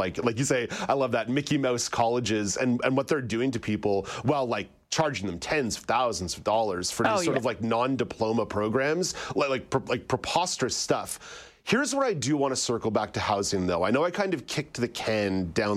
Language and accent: English; Montreal, Quebec, Canada; I did not live the shelteredest life in the world growing up in Montreal